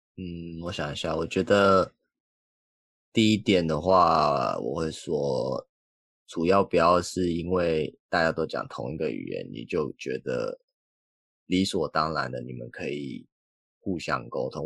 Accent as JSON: {"language": "Chinese", "country": "Taiwan", "moved": "yes", "said": "我有一个同学也是台湾人"}